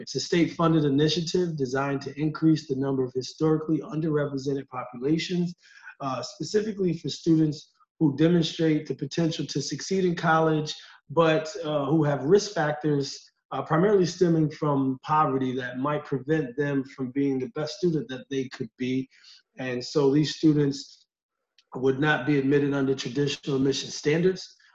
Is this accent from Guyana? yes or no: no; Utica, New York, United States; lifelong member of, of, the Utica community